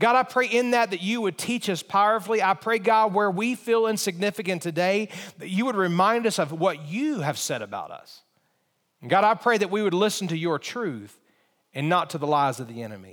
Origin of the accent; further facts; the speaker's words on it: Montgomery, Alabama, United States; now in Harrisonburg, United States; I was in high school, and I lived in Montgomery, Alabama. That's where I grew up. That was my hometown